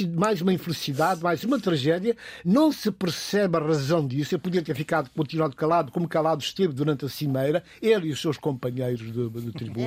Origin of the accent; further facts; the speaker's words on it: Guinea-Bissau; eu sou guineense, mas sou cidadão do mundo